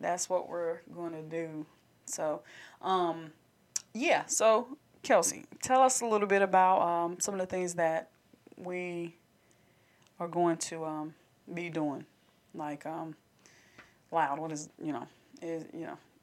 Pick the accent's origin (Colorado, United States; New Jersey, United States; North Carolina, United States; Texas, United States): North Carolina, United States; Candor; we're actually from Candor.